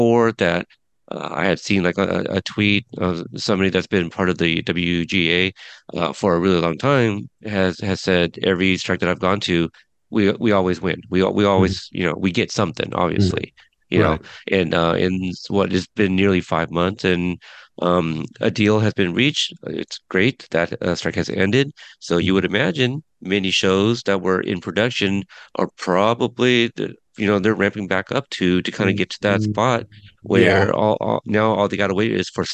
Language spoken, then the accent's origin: English; Portland, Oregon, United States; my hometown, Portland, Oregon.